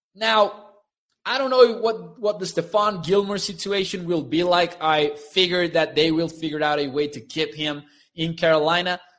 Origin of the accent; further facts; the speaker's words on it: Mexico; They came to my hometown, the, the Mexico series